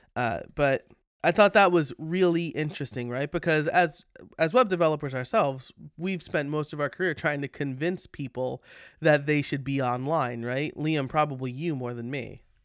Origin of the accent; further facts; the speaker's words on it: New York, United States; now in Pennsylvania, United States; As a New Yorker, uh, as somebody who grew up in New York